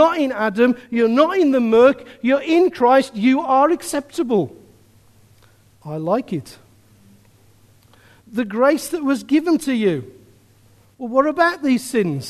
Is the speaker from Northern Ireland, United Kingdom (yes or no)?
no; Birmingham, West Midlands, United Kingdom; I'm a man from Birmingham